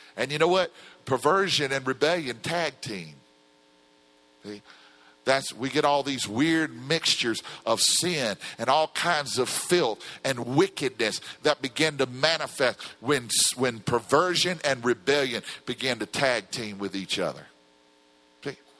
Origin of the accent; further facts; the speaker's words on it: Louisiana, United States; I come from Louisiana where the oil spill's going on